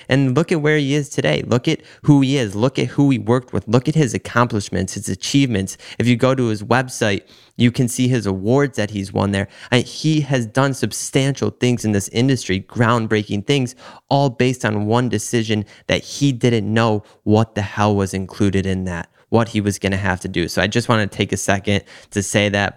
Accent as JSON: {"language": "English", "region": "Michigan", "country": "United States", "moved": "yes", "lives_now": "South Florida, United States", "said": "where I'm from in Michigan"}